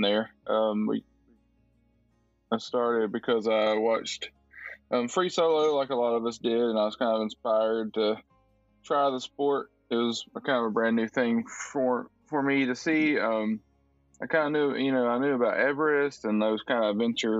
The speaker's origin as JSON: {"language": "English", "town": "Tuscaloosa", "region": "Alabama", "country": "United States", "tie": "born or raised there", "moved": "as an adult", "lives_now": "Nashville, United States", "said": "originally from Alabama. I grew up in Tuscaloosa, Alabama"}